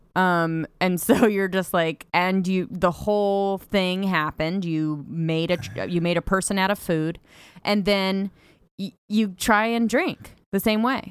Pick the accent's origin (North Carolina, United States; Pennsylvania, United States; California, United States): California, United States; because I grew up in California